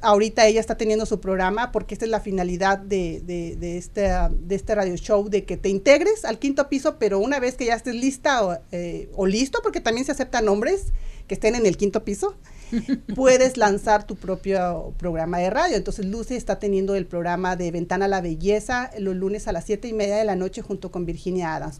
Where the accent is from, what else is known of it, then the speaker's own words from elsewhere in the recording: Guanajuato, Mexico; moved away; yo por supuesto del estado de Guanajuato